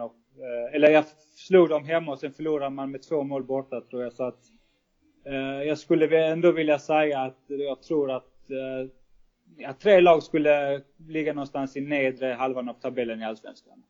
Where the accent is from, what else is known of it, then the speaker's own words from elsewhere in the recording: Sweden; moved away as an adult; now in Malta; jag som svensk